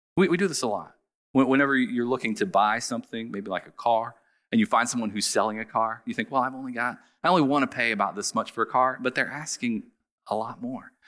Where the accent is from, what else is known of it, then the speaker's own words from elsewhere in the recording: Southern Ohio, United States; I grew up in Southern Ohio